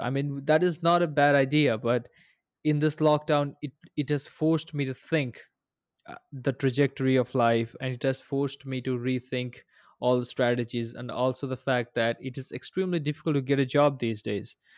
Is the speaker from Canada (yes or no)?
no; India; moved away as an adult; also born or lived in Bangalore; I recently came to my hometown from, uh, Bangalore